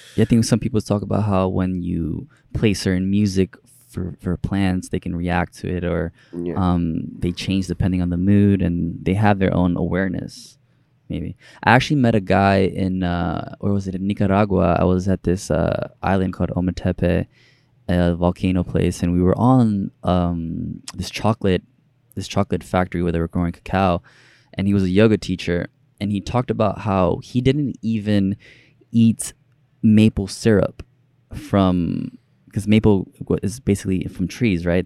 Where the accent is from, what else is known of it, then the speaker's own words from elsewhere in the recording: New York City, New York, United States; also born or lived in Dominican Republic; I grew up in New York City